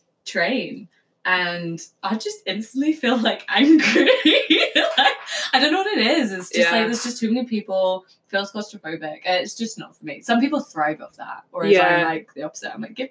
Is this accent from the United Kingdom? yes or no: yes; south coast of England, United Kingdom; moved away as an adult; also born or lived in Bristol / New Zealand; now in Whistler, Canada; I'm from England, like the south coast of England, near the seaside.